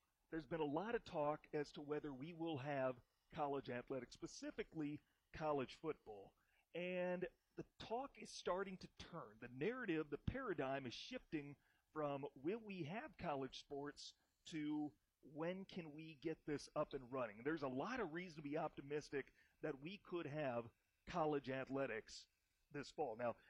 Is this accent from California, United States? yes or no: no; Iowa, United States; my home state of Iowa